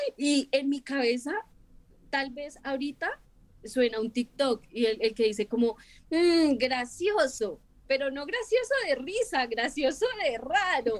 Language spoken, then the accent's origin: Spanish; Bogotá, Colombia